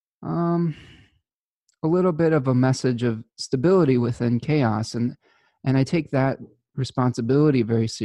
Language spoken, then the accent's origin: English; United States; as an American citizen